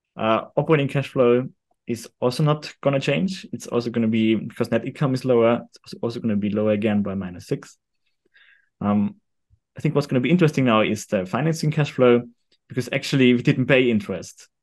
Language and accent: English; Austria; also born or lived in London; I'm from Austria